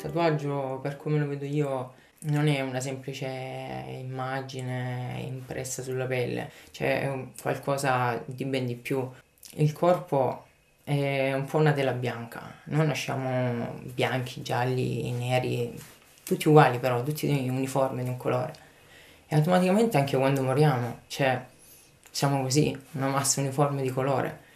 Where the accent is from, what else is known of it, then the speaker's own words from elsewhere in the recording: Lecce, Apulia, Italy; moved away as an adult; now in Paris, France; ho 28 anni, vengo da Lecce e mi ritrovo a Parigi per lavoro